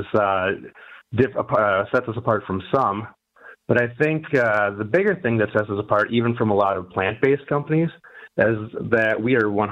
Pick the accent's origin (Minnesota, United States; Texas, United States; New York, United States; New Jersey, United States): Minnesota, United States; Minneapolis; moved away as an adult; now in Detroit, United States; I was raised in Minneapolis